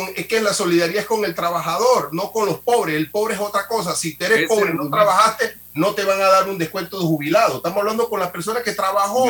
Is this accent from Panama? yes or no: yes; Panama; como panameño